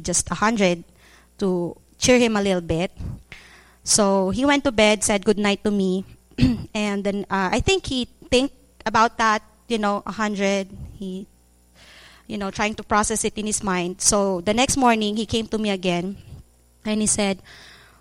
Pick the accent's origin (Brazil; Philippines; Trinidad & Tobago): Philippines; moved away as an adult; now in Cambodia; we came home from Cambodia to the Philippines